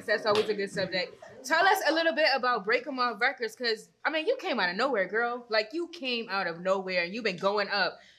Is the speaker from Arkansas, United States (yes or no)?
no; Philadelphia, Pennsylvania, United States; I'm from Philly